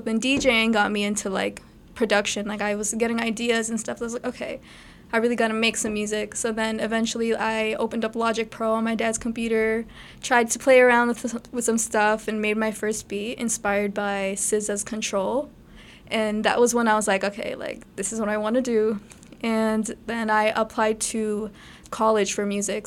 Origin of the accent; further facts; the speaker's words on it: Brampton, Ontario, Canada; Okay, so I was born and raised in Brampton. I still live in Brampton.